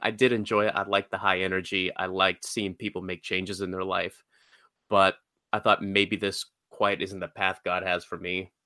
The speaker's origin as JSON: {"language": "English", "region": "Georgia", "country": "United States", "tie": "born or raised there", "said": "I grew up in Georgia, uh, for the most part of my life."}